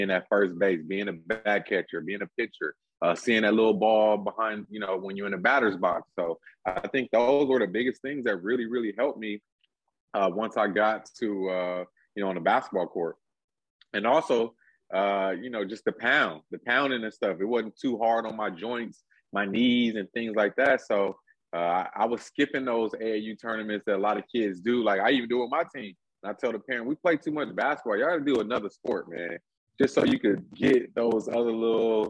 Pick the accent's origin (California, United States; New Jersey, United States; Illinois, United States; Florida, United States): California, United States; Los Angeles; also born or lived in Lawndale, California; So I grew up in South Central Los Angeles, right across street from Southwest College off Imperial and Western